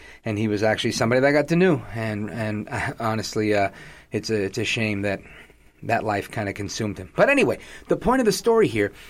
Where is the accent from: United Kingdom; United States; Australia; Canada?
United States; New York City, New York; being a New Yorker